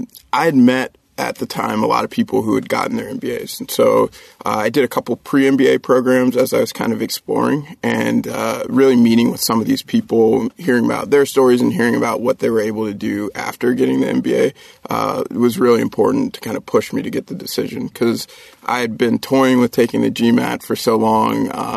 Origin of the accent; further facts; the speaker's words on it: Virginia, United States; born there; So I was born in Virginia. My dad was in the Air Force. We moved around a little bit.